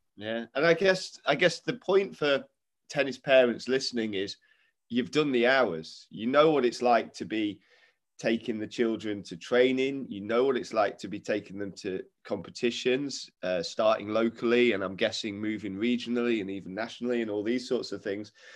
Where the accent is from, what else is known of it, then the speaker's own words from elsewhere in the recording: Derby, East Midlands, United Kingdom; two Derby folk